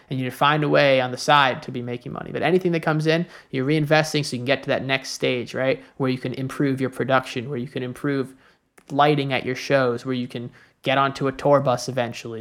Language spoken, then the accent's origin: English; New York, United States; moved away as an adult; also born or lived in Chicago; I grew up in New York, you know, my family, my friends in New York